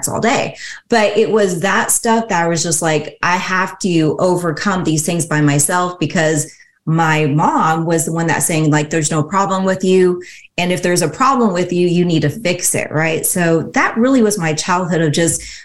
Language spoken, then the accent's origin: English; Seattle, Washington, United States; I was born and raised in Seattle, Washington. So that's where I still live today.